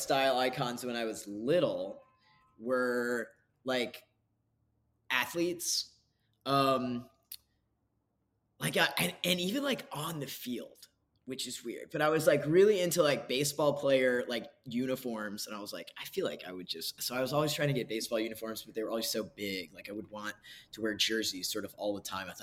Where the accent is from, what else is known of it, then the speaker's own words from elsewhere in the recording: Kentucky, United States; I grew up in Kentucky